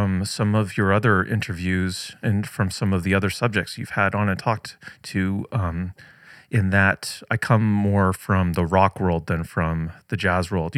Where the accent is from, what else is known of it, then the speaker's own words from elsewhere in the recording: Newmarket, Ontario, Canada; now in Toronto, Canada; my hometown of Newmarket, Ontario, at the end of the 404 there